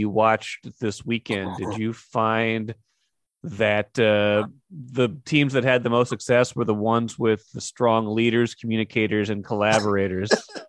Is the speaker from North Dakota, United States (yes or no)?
yes; Grand Forks, North Dakota, United States; I come from Grand Forks